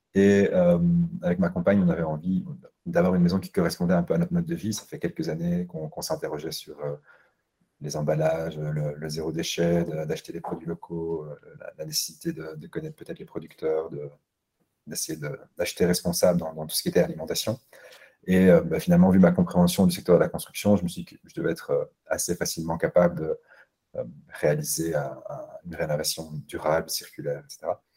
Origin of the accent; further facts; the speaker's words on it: Brussels, Brussels-Capital Region, Belgium; je suis bruxellois